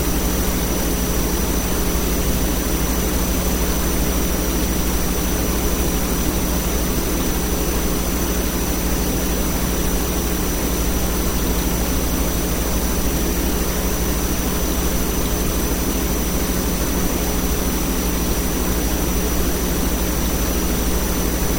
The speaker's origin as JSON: {"language": "English", "town": "New York City", "region": "New York", "country": "United States", "moved": "yes", "lives_now": "Las Vegas, United States", "said": "I'm from Staten Island"}